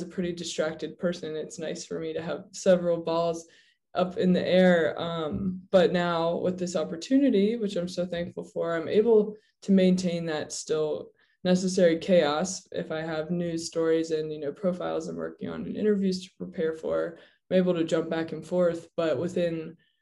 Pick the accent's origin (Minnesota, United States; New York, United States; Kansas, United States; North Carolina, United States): North Carolina, United States; Raleigh; moved away as an adult; also born or lived in Sewanee, Tennessee; I grew up in Raleigh, North Carolina, and that's where I've circled back to now.